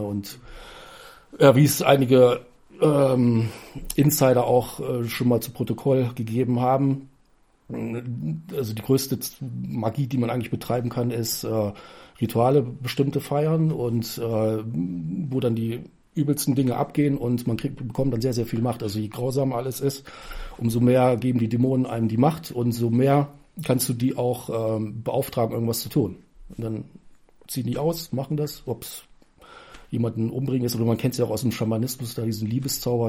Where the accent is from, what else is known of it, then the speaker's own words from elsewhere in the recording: Germany; ich komme aus Raden